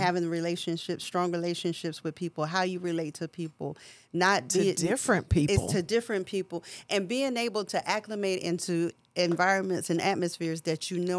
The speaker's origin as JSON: {"language": "English", "town": "Charlotte", "region": "North Carolina", "country": "United States", "moved": "yes", "lives_now": "Atlanta, United States", "said": "Charlotte. {S1} Okay. {S3} North Carolina. I moved to Atlanta"}